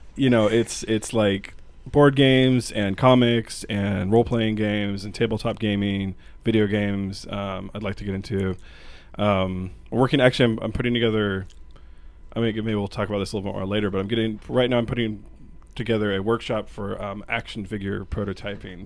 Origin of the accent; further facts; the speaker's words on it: Portland, Oregon, United States; moved away as an adult; now in Spokane, United States; I'm from Portland originally